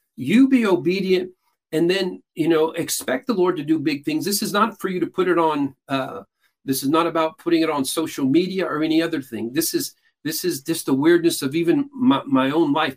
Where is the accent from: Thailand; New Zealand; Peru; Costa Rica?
Peru; now in United States; I was born and raised in Peru, South America, grew up what is largely considered a cult.